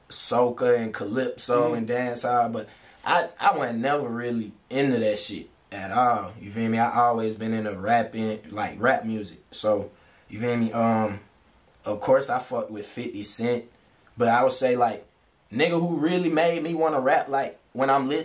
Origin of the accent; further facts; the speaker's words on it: St. Thomas, U.S. Virgin Islands; I'm from St. Thomas, U.S. Virgin Islands, you feel me? That where I was born.